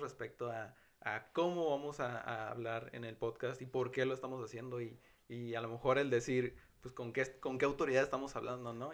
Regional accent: northern border, Mexico; Hombres mexicanos, fronterizos

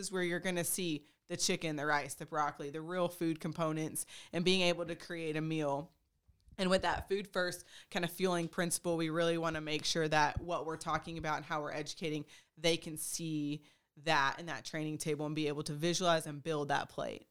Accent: Texas, United States; moved away as an adult; also born or lived in Oregon; now in Pennsylvania, United States; I am from Texas. I'm a Texas through and through

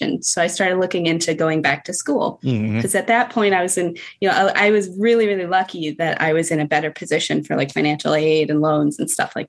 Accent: Cleveland, Ohio, United States; moved away as an adult; also born or lived in Pennsylvania; I'm actually from Cleveland, Ohio

